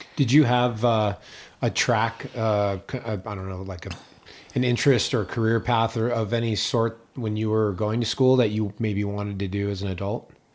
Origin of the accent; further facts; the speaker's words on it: East Coast, United States; also born or lived in New England; now in Tahoe, United States; I grew up on the East Coast